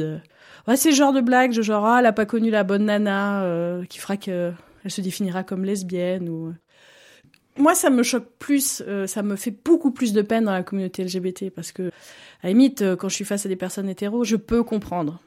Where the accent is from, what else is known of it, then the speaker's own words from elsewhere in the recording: Montluçon, Auvergne-Rhône-Alpes, France; moved away as an adult; now in Lausanne, Switzerland; je suis originaire euh, en France de Montluçon, un petit bled euh, au centre de la France